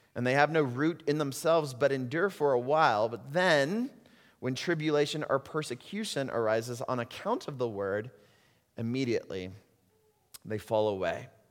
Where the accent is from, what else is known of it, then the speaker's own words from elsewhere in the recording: United States; moved away; also born or lived in Puerto Rico; As American Christians